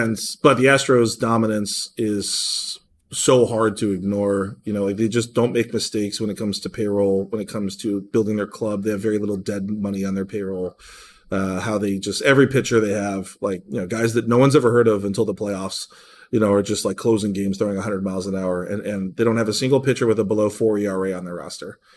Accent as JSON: {"language": "English", "town": "Cleveland", "region": "Ohio", "country": "United States", "tie": "born or raised there", "moved": "yes", "lives_now": "Seattle, United States", "said": "my hometown team, Cleveland, Ohio"}